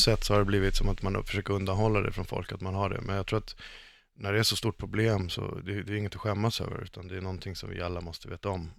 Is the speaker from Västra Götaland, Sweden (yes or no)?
no; Stockholm, Stockholm County, Sweden; jag är uppvuxen i, i Stockholmsförort